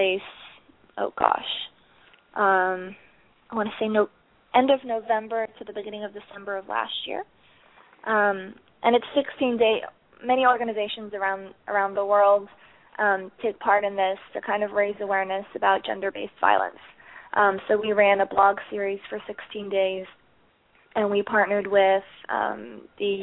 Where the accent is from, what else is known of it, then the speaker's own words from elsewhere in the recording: Chicago, Illinois, United States; moved away as an adult; also born or lived in Netherlands; now in New York City, United States; I'm originally from Chicago